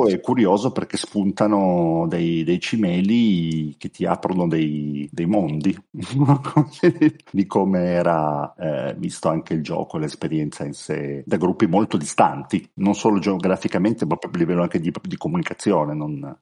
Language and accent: Italian; Turin, Piedmont, Italy; io sono di Torino, qua a Torino